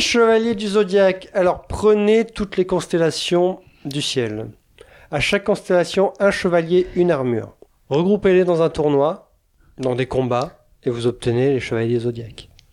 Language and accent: French; France; je suis français